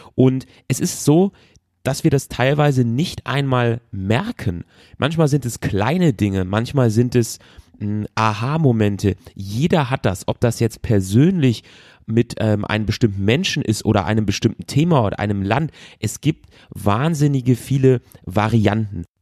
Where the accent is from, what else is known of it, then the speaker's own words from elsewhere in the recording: Germany; bei uns zu Hause in Deutschland